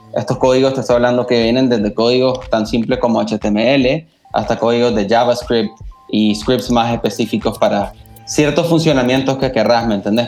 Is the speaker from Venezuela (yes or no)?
no; Nicaragua; como, nicaragüenses